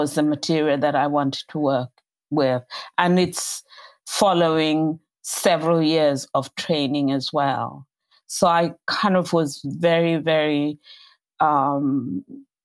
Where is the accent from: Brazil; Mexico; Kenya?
Kenya; moved away as an adult; now in England, United Kingdom; I grew up in colonial Kenya, colonial Africa